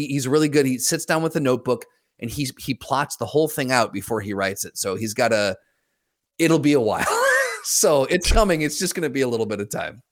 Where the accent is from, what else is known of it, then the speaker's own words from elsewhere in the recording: United States; now in Grand Rapids, United States; Currently, I would say Grand Rapids, but I'm from the Quad Cities